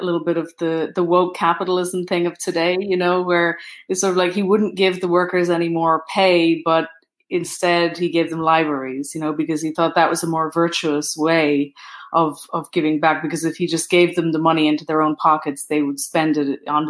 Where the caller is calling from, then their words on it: Pittsburgh, Pennsylvania, United States; also born or lived in Brooklyn; I'm in Pittsburgh.